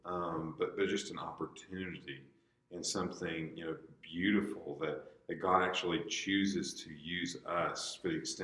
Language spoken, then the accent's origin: English; United States; as an American believer